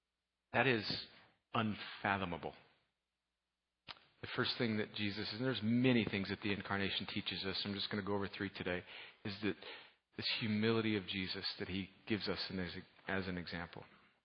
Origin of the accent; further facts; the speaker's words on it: United States; but I am a American red-blooded male, and I am a football fan.